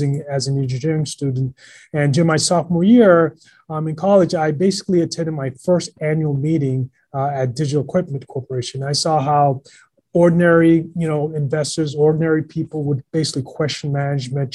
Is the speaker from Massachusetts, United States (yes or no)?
yes; Boston, Massachusetts, United States; I grew up in Boston